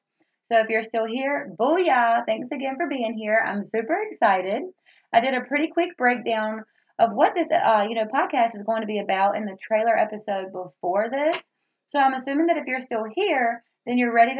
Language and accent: English; Roanoke Rapids, North Carolina, United States; I was born and raised in the South, as I mentioned before, from the great big city of Roanoke Rapids, North Carolina